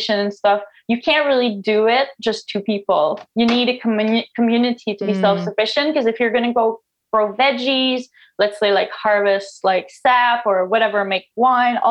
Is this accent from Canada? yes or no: yes; Canada; first language French; English is a second language; now in Newfoundland, Canada; I'm a French Canadian, I guess. So English is not my first language